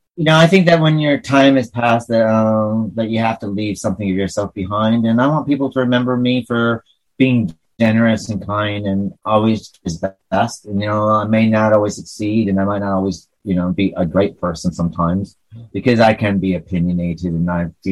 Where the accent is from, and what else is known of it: northern New York, United States; accent: hick; northern New York